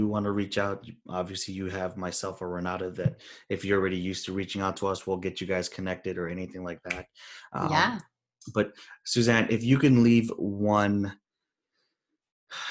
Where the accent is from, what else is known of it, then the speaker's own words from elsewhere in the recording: Chicago, Illinois, United States; we grew up poor in Chicago